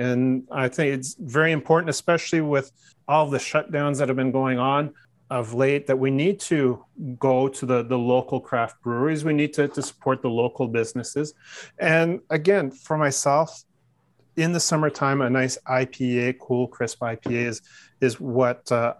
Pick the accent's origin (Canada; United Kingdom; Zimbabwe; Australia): Canada; Newmarket, Ontario; the Market Brewing Company out of Newmarket, Ontario. My hometown.